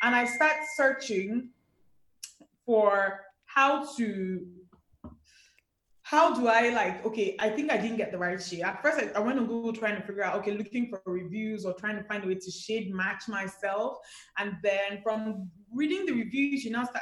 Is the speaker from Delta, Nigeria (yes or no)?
no; Enugu, Enugu State, Nigeria; I grew up in Enugu